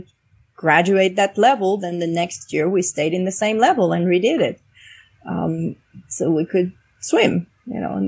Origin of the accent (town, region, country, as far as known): France; now in United States